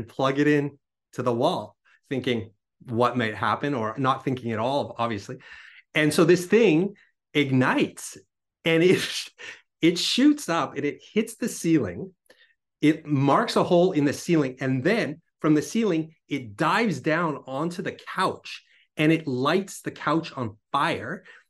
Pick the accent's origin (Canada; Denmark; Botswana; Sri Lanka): Canada; British Columbia; born there; I was born on Vancouver Island, so on an island, and kind of surrounded by nature